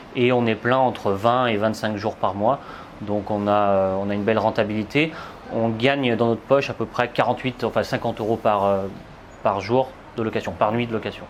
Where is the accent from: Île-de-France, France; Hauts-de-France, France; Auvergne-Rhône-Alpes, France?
Auvergne-Rhône-Alpes, France; Saint-Étienne; je viens de Saint-Étienne. J'ai investi tout simplement dans ma ville au départ.